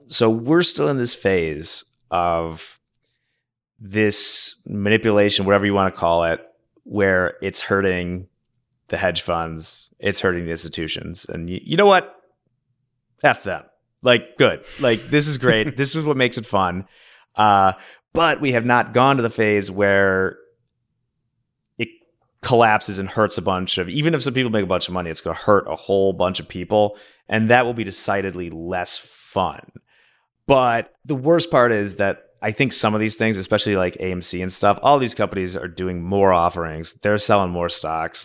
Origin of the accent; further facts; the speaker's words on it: Oak Park, Illinois, United States; the high school in my hometown, Oak Park